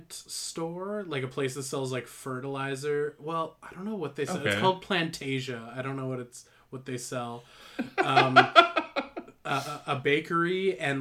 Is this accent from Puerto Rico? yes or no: no; Canada; I'm Canadian